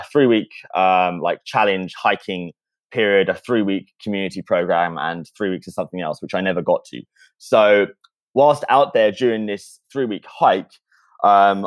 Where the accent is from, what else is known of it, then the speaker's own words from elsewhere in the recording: near Brighton, South East England, United Kingdom; moved away; I grew up in a very, very small, very, very boring town in the south of England, which is luckily just outside of Brighton.